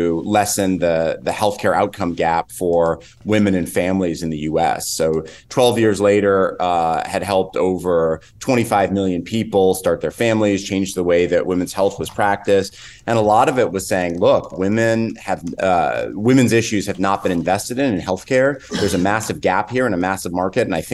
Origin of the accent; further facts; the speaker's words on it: Northern California, United States; I grew up in Northern California